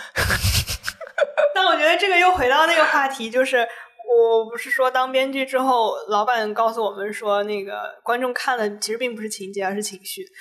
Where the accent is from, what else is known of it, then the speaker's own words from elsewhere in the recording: Taiyuan, Shanxi, China; 我老家 ，呃，太原那边，就是我奶奶家那个村子